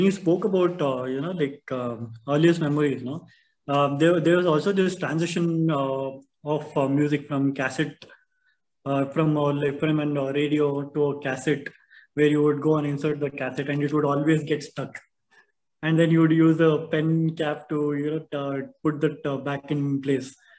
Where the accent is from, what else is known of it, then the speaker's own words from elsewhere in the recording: Bangalore, Karnataka, India; growing up in Bangalore